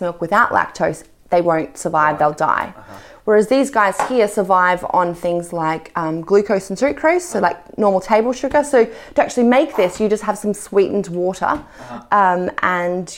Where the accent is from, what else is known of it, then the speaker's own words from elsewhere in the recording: Australia; I'm Australian